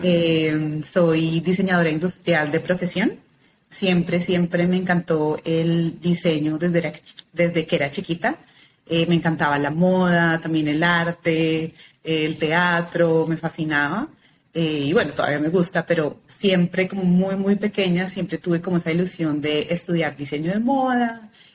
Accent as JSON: {"language": "Spanish", "region": "Bogotá", "country": "Colombia", "tie": "born or raised there", "said": "nací en Bogotá, Colombia, nací, crecí, es el único lugar donde he vivido"}